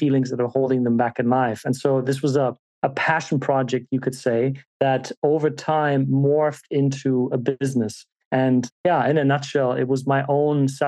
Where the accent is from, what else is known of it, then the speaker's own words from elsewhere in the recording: Germany; being born and raised in Germany